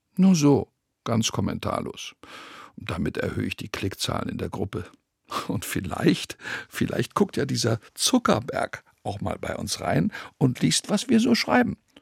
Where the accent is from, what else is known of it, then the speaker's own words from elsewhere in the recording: Rhenish Hesse, Rhineland-Palatinate, Germany; Viele Bauern bei uns in Rheinhessen